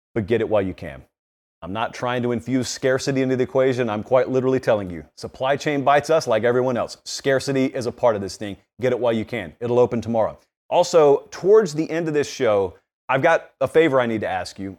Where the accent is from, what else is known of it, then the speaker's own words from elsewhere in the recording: Georgia, United States; growing up in Georgia